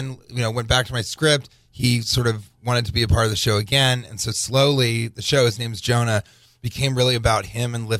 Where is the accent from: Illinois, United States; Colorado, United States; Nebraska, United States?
Colorado, United States; Denver; I'm from Denver